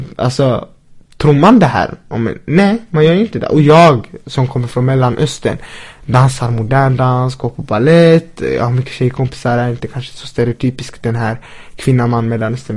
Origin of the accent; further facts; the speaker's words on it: Linköping, Östergötland, Sweden; vi som har växt upp här i Sverige